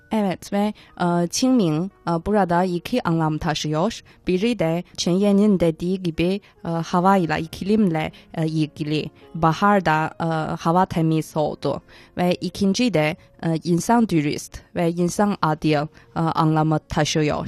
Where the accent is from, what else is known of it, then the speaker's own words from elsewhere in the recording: Tianjin, China; çocukken ben Tencinliyim ve Tencin'de